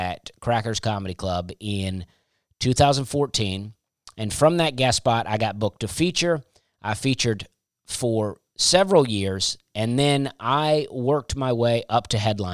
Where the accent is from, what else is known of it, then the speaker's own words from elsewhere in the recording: Alabama, United States; I grew up in Alabama